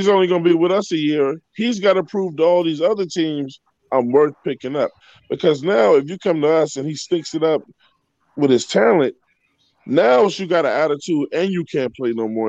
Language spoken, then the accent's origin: English; New York City, New York, United States; I'm from New York City, man. I'm from Brooklyn.